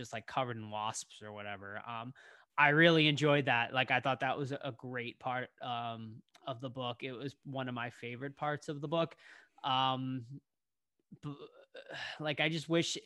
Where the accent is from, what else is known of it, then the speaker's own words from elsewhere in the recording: Boston, Massachusetts, United States; I grew up in Boston